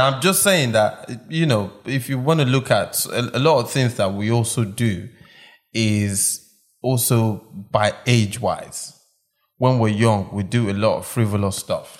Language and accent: English; Nigeria; also born or lived in Malaysia; now in United Kingdom; I'm from Nigeria, but I don't live in Nigeria. But I live in the UK